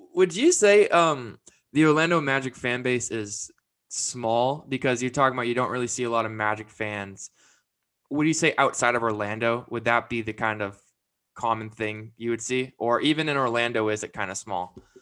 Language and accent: English; Vancouver, British Columbia, Canada; moved away; I'm originally from Vancouver, Canada.